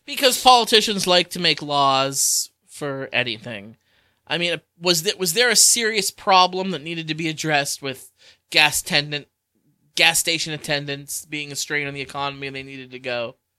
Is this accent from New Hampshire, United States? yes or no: no; Pennsylvania, United States; We're from Pennsylvania. Meanwhile, we're like right on the border of Pennsylvania